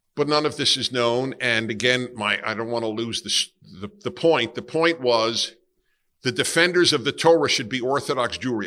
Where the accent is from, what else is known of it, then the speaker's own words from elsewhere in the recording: New York City, New York, United States; I grew up in Brooklyn, New York, and I grew up in an Italian and Jewish neighborhood